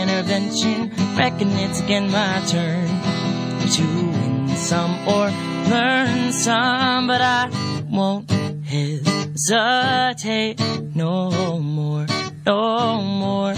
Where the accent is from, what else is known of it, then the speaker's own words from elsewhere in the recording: Castro Valley, California, United States; I grew up in the Bay Area in a very, very, very small town slash city called Castro Valley.